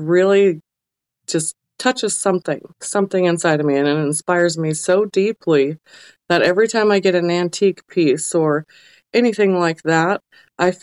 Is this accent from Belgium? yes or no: no; Alaska, United States; growing up in Alaska